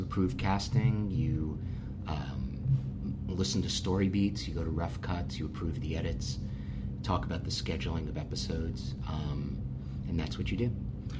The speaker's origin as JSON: {"language": "English", "town": "New York City", "region": "New York", "country": "United States", "tie": "born or raised there", "said": "I grew up here in New York City, went to college here in New York City"}